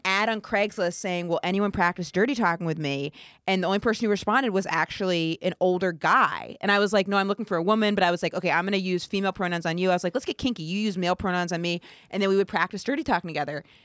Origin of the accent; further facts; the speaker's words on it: rural Maine, United States; moved away; I'm r, from really rural Maine